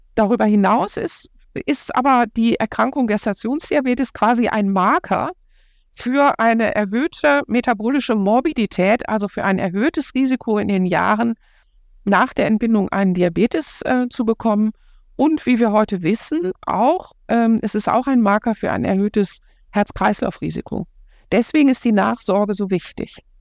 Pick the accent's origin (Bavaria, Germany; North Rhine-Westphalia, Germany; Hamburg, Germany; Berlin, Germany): North Rhine-Westphalia, Germany; Ruhr area; now in Cologne, Germany; ich komme aus dem Ruhrgebiet